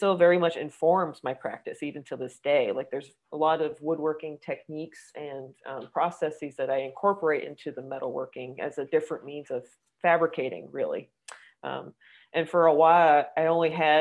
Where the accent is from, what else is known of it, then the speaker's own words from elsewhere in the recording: New York City, New York, United States; I was born and raised in Manhattan